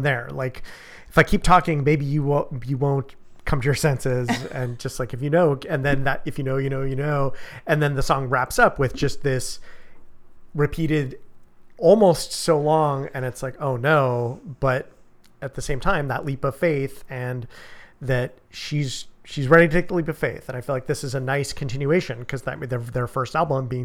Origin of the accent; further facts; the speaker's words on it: United States; I am an American man born in the 20th century, and I was raised to be stoic